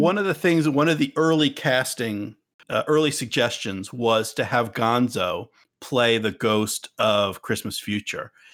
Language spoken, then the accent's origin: English; United States; we are American